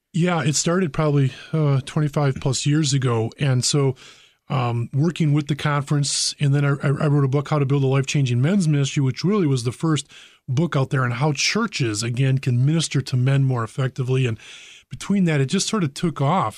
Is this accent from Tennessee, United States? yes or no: no; Brookfield, Wisconsin, United States; I grew up in Brookfield